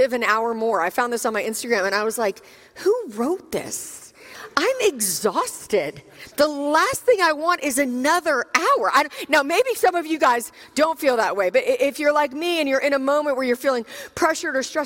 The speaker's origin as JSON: {"language": "English", "town": "Richmond", "region": "Virginia", "country": "United States", "said": "I'm actually from Richmond, Virginia"}